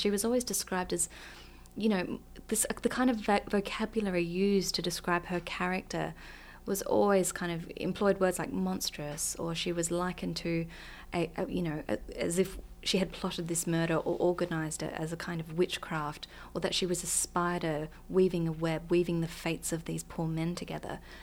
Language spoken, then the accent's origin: English; Australia; also born or lived in Iceland; as an Australian